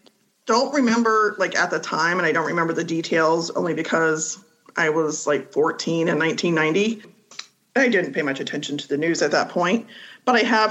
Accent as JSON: {"language": "English", "town": "Marietta", "region": "Ohio", "country": "United States", "moved": "yes", "lives_now": "Reynoldsburg, United States", "said": "I live in Reynoldsburg, Ohio. I am originally from Marietta."}